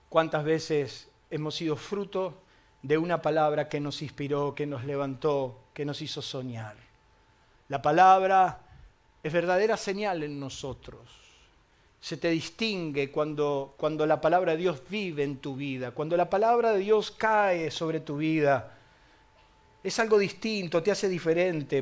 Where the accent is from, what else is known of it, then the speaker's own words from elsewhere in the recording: Argentina; ¿Cómo andamos los argentinos?